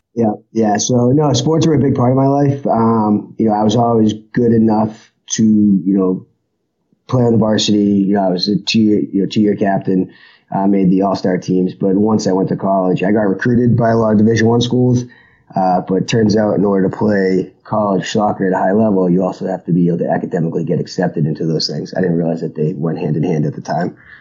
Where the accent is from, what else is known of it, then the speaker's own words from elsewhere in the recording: Boston, Massachusetts, United States; moved away; I was born in Boston, Massachusetts, which is uh, why I came back. You know, family is still here.